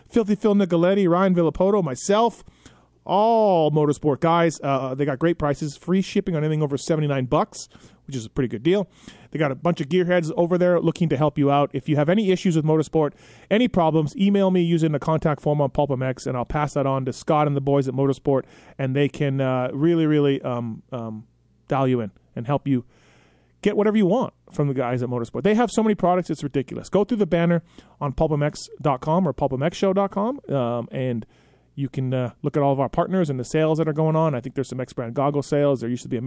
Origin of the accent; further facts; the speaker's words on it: Canada; I'm Canadian.